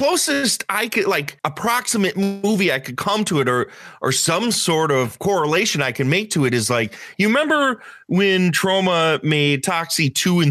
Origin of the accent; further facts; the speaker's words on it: Chicago, Illinois, United States; now in Wisconsin; I'm originally from Chicago, like south side of Chicago. And they moved up to the middle of nowhere in a little town called Augusta outside of Eau Claire.